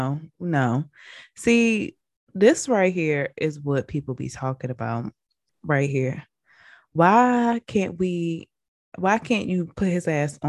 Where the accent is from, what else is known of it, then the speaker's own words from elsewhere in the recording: Baltimore, Maryland, United States; I grew up in Baltimore.